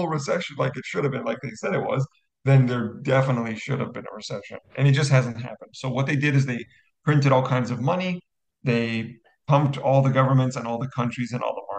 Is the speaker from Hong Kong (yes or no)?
no; Canada; I'm Canadian